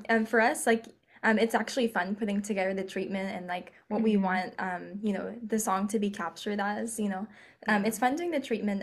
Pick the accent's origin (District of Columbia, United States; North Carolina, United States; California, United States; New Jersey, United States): California, United States; we're from California